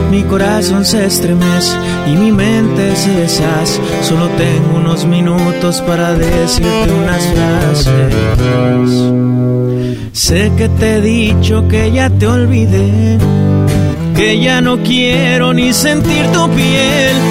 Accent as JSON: {"language": "Spanish", "town": "Tijuana", "region": "Baja California", "country": "Mexico", "said": "de Tijuana."}